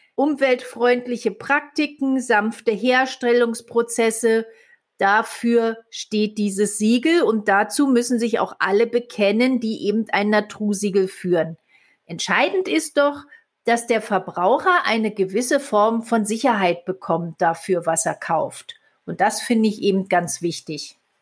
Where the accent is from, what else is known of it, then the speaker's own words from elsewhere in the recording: Germany; bei uns in Deutschland